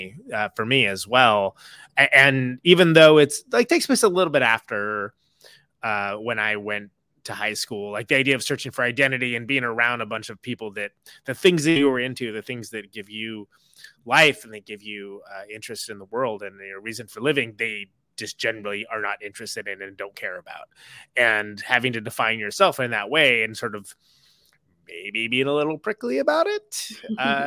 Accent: Modesto, California, United States; I grew up in Modesto

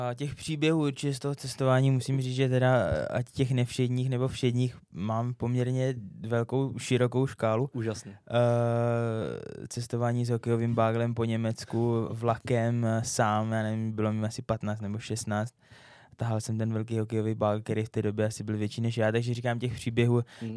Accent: Czechia; moved away as an adult; also born or lived in Finland / Kazakhstan; byl jsem jako Čech, který je ve Finsku

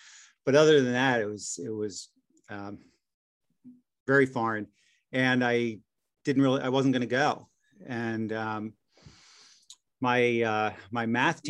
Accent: Wilmington, Delaware, United States; I grew up mostly in Wilmington, Delaware, and, you know, pretty unremarkable.

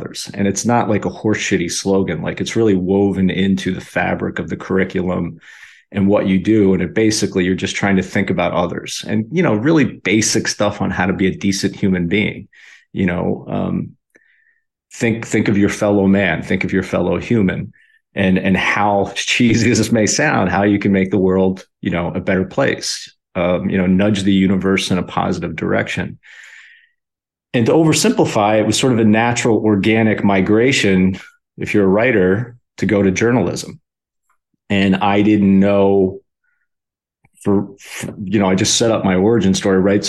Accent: Philadelphia, Pennsylvania, United States; moved away as an adult; also born or lived in Los Angeles / Denver; I went back to my hometown in Philly

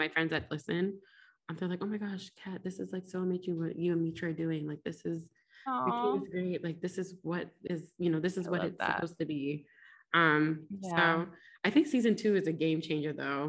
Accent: Ghana; I'm a Ghanaian.

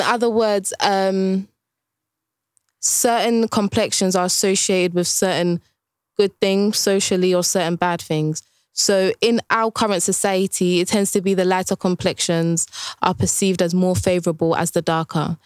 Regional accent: Essex, East of England, United Kingdom; growing up in Essex, when I was young

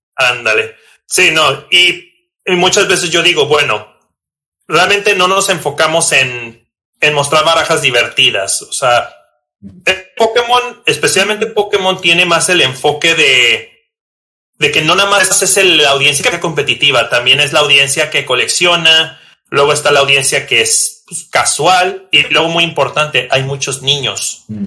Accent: Tijuana, Baja California, Mexico; soy originario de Tijuana, Baja California

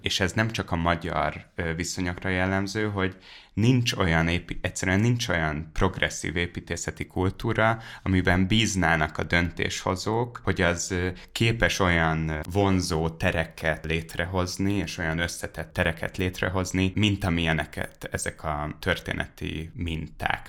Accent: Hungary; now in Budapest, Hungary; én vidéki gyerek vagyok, és, uh, és amikor a Dunajváros felől a hatos útról megérkezik a busz

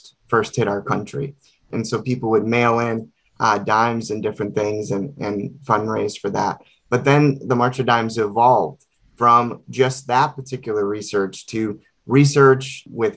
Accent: Ann Arbor, Michigan, United States; also born or lived in Los Angeles; I was born in Los Angeles, but then both of my parents are from Michigan. So we ended up, they ended up taking myself and my two sisters from Los Angeles to Ann Arbor, and we moved here in 1989. So I did grow up here

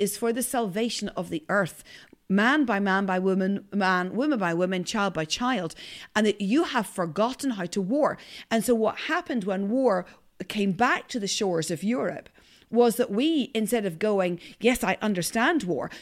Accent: north coast of Ireland, Northern Ireland, United Kingdom; accent: Northern Irish; My accent is from the north coast of Ireland

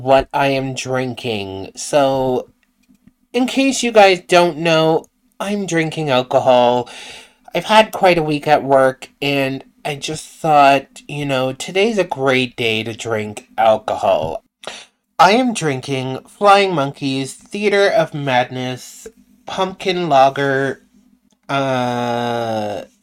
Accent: Canada; I'm from Canada too.

